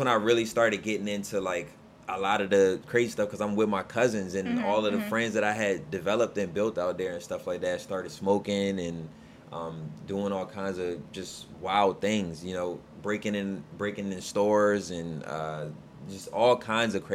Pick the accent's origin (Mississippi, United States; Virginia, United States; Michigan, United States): Virginia, United States; Alexandria; also born or lived in Nottoway County, Virginia; I grew up in Alexandria and was there until I was about 14 years old